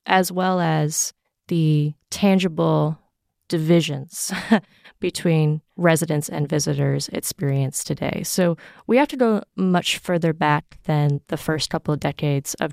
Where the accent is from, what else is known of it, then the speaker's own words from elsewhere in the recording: Hawaii Island, United States; I was born on Hawaii Island or the Big Island